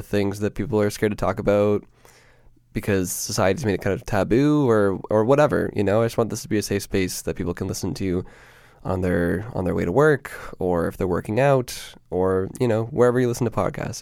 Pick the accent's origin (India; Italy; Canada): Canada; Peterborough, Ontario; moved away as an adult; now in Toronto, Canada; I was born and raised in Peterborough, Ontario